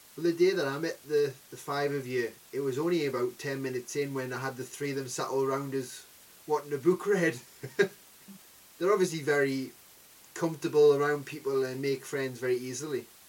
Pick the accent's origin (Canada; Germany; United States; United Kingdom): United Kingdom; Newcastle upon Tyne, North East England; I'm from Newcastle